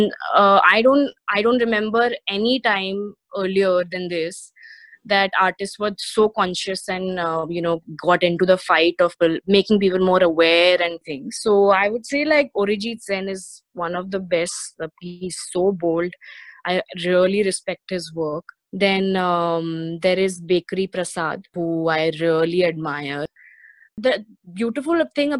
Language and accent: English; India; I'm an Indian woman